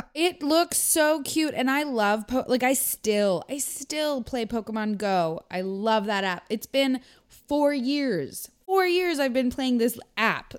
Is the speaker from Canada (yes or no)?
yes; Canada; also born or lived in United States